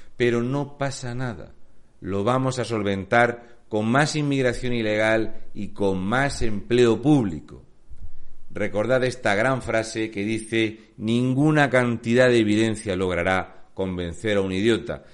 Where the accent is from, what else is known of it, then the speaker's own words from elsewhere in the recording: Region of Murcia, Spain; also born or lived in Canary Islands; soy un murciano encabronado